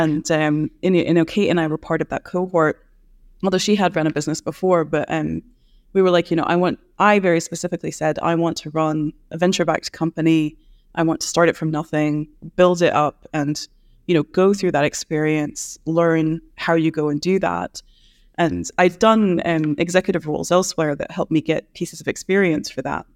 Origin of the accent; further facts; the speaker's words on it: United States; now in Edinburgh, United Kingdom; as an American